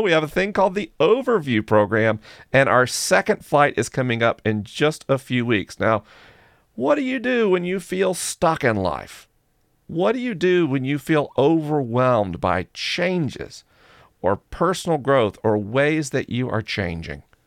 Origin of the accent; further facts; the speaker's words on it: United States; I'm American